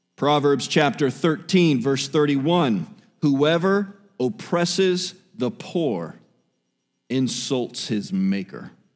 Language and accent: English; South Miami, Florida, United States; I was born in South Miami Hospital